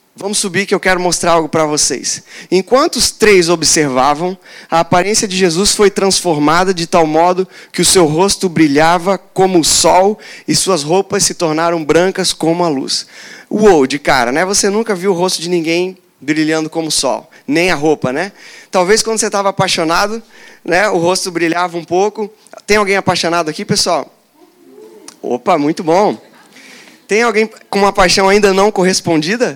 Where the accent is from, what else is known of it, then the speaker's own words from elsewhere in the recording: Joinville, Santa Catarina, Brazil; Eu sou, sou de Joinville, lá tem cachoeira